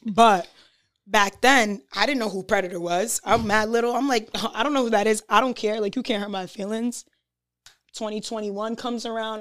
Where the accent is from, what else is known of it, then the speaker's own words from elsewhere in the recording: North Providence, Rhode Island, United States; also born or lived in Providence; raised in North Providence, but I was born in Providence.